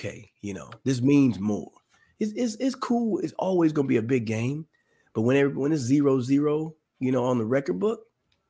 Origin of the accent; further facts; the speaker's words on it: Dallas, Texas, United States; moved away; I was from Dallas, or I'm from the Dallas area.